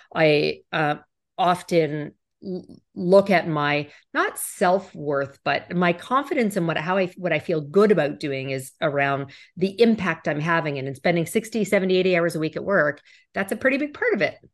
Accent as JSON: {"language": "English", "country": "Canada", "said": "as a Canadian"}